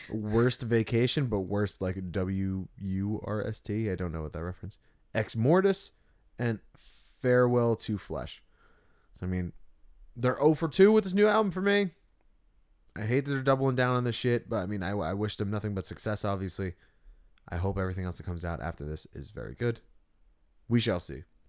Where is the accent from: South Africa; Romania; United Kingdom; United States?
United States; Tuckerton, New Jersey; We're from Tuckerton